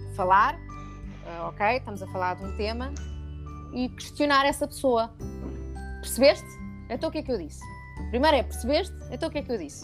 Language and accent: Portuguese; Lisbon, Portugal; also born or lived in Luxembourg; Eu estava em Lisboa, mas, mas todo, todo os professores eram franceses